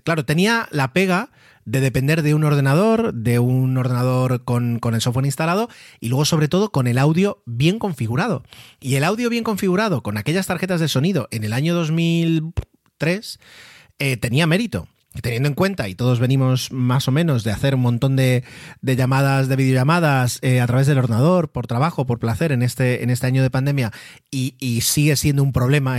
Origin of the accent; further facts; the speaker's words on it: Mallorca, Balearic Islands, Spain; fui el primero de la familia en nacer aquí en, Mallorca, en esta, en esta hermosa isla